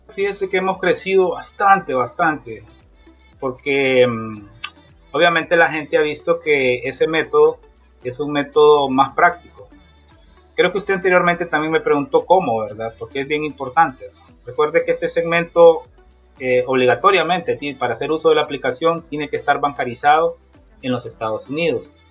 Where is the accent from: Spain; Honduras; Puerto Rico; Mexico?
Honduras; Tegucigalpa, Francisco Morazán; moved away as an adult; also born or lived in Florida, United States; now in United States; soy originario de Tegucigalpa, Honduras